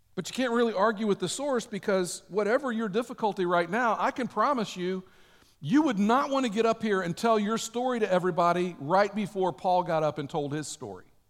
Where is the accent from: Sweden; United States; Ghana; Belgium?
United States